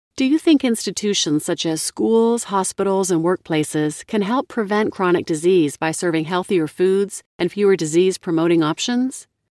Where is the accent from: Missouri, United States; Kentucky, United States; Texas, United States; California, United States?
Missouri, United States; Kansas City; Growing up in Kansas City